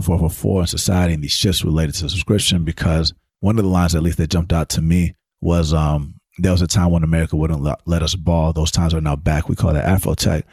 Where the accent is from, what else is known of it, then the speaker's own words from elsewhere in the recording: Atlanta, Georgia, United States; growing up in Atlanta as a studio musician